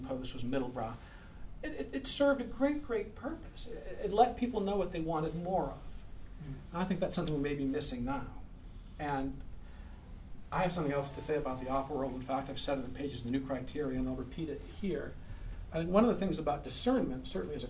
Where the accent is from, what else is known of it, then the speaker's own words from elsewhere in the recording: Ann Arbor, Michigan, United States; my hometown of Ann Arbor, Michigan